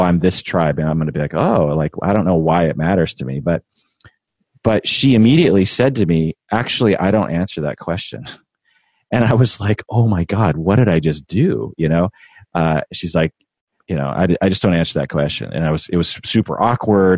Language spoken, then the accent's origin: English; Washington, United States; I feel very Washingtonian and very American